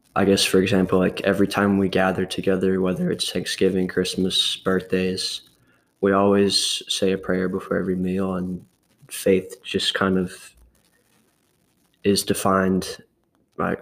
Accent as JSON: {"language": "English", "town": "Murfreesboro", "region": "Tennessee", "country": "United States", "tie": "born or raised there", "also_born_or_lived": "Louisiana", "said": "I was born here in Tennessee, in Murfreesboro, and when I was three years old, my parents and I moved to Louisiana um, for about six or seven years. And then we moved back here when I was nine or 10"}